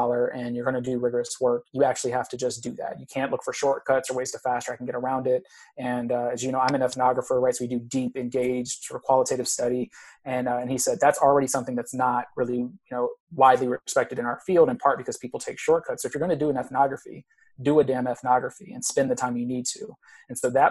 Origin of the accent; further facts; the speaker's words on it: Texas, United States; moved away as an adult; also born or lived in Arizona; I'm originally from Texas